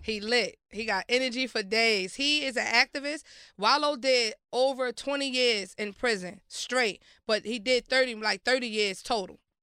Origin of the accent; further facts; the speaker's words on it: Baltimore, Maryland, United States; also born or lived in Brooklyn, New York; I was raised in Baltimore. I went to school in Baltimore.